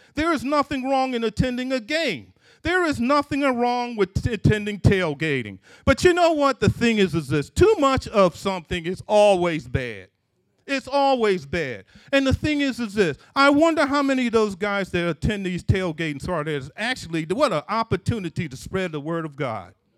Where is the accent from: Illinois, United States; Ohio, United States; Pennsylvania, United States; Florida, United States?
Pennsylvania, United States; Philadelphia; Growing up in Philadelphia, in, in, in, in my parents' house